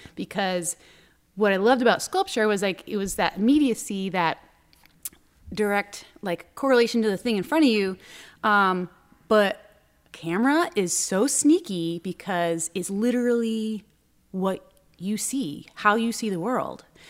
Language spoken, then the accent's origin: English; Newburyport, Massachusetts, United States; now in Boston, United States; I grew up, um, in Newburyport, Mass, which is up on the North Shore